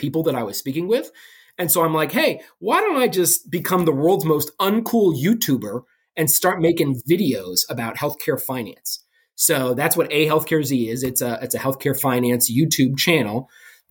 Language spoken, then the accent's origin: English; Maryland, United States; moved away; also born or lived in Illinois; I'm from Maryland originally, I went back to Johns Hopkins in Baltimore for my residency